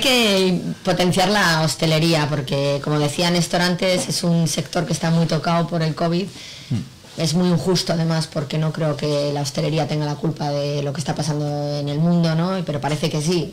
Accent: Bilbao, Basque Country, Spain; also born or lived in Mexico; yo soy de Bilbao, no soy de Laredo, pero llevo veraneando aquí desde que nací

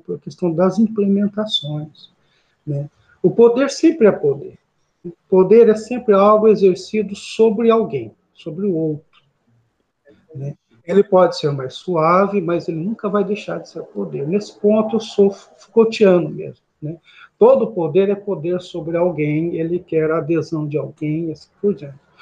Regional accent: Paraná, Brazil; moved away as an adult; now in Gurupi, Brazil; estou aqui em Gurupi há 14 anos, né, sou paranaense

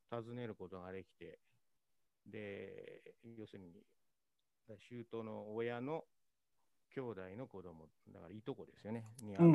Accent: Kawasaki, Kanagawa, Japan; moved away as an adult; now in Buenos Aires, Argentina; はい、生まれも育ちも。で、まあ、川崎というのは、北と南にこう細長いんですね。

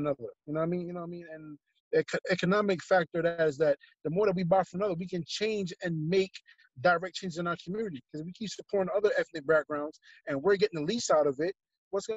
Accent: New York City, New York, United States; growing up in New York, growing up in Brooklyn

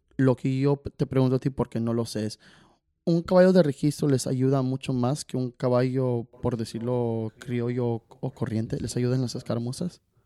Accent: Chicago, Illinois, United States; moved away; also born or lived in California; yo crecí charré en Chicago y he charreado en California

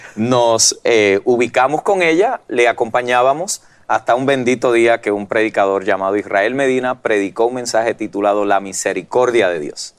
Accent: Puerto Rico; moved away as an adult; now in United States; vengo de Puerto Rico, mm. donde la tradición pues ya era la, religión tradicional y allí nos criamos y nos formamos durante mm. toda nuestra vida hasta los 18 años que emigro a los Estados Unidos

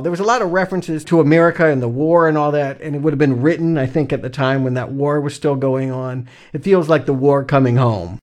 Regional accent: the South, United States; moved away; also born or lived in Atlanta, Georgia / South Carolina; I'm from the South

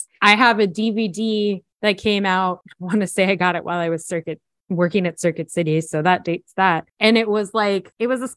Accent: Florida, United States; When I was a kid, I grew up in Florida

